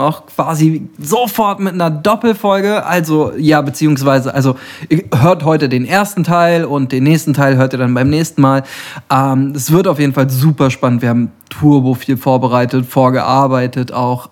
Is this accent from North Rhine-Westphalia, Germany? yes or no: yes; Rheda-Wiedenbrück, North Rhine-Westphalia, Germany; Ich bin heute in meiner Heimatstadt